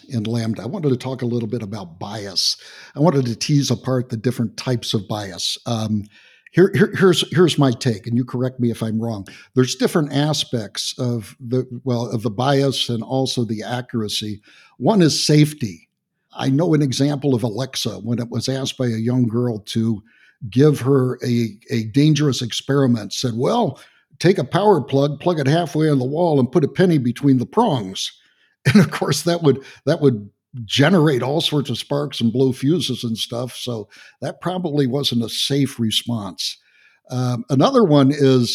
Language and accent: English; Texas, United States; I'm from Texas